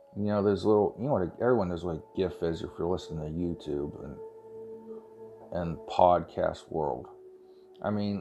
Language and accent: English; Ohio, United States; I'm from Ohio.